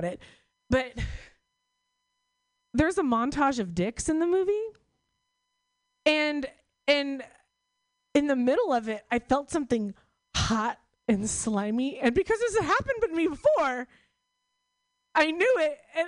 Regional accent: Oklahoma, United States; moved away; I'm from Oklahoma

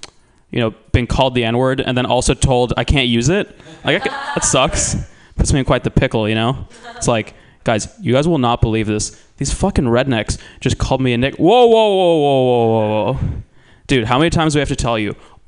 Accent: Athens, Georgia, United States; moved away; I'm half German, half Kenyan. Grew up in Athens, Georgia. So I grew up biracial in the South

